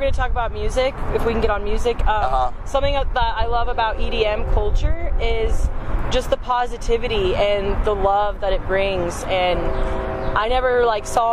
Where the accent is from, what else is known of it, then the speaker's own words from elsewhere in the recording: St. Louis, Missouri, United States; moved away as an adult; now in Kansas City, United States; growing up in St. Louis for a long time